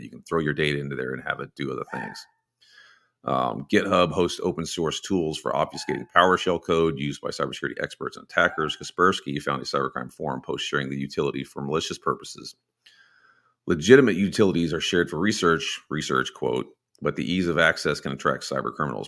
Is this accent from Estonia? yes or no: no; Texas, United States; I'm from Texas and Texas people have guns.